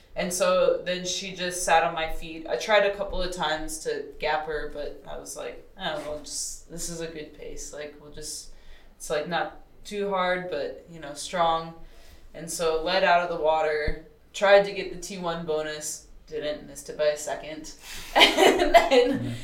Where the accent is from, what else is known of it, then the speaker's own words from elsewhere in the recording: Texas, United States; also born or lived in Colorado; now in Boulder, United States; I'm from Texas, and um, around like the Gulf of Mexico.